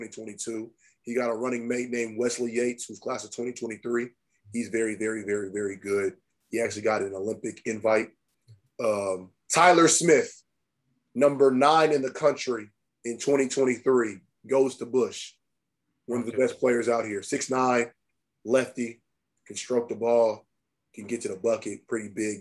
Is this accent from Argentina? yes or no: no; Nigeria; I'm Nigerian